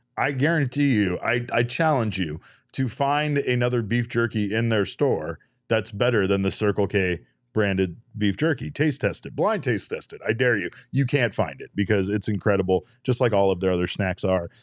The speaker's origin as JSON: {"language": "English", "region": "Arizona", "country": "United States", "tie": "born or raised there", "said": "we live in Arizona"}